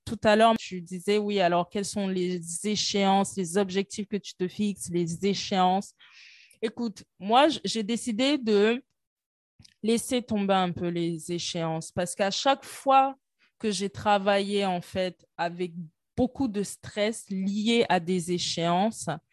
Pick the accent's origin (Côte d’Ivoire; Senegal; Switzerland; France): Côte d’Ivoire; chez moi en Côte d'Ivoire